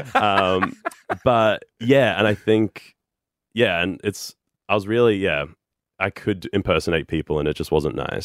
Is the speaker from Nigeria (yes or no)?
no; Brisbane, Queensland, Australia; moved away as an adult; also born or lived in New York City, United States; I grew up in the Redlands, which is, like, like Bayside suburbs